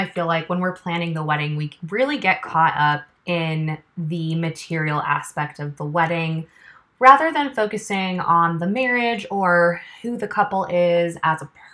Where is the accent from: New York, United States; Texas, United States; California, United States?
California, United States; Los Angeles; moved away as an adult; now in Chattanooga, United States; I'm originally from Los Angeles, California, born and raised, lived there for just under the first 26 years of my life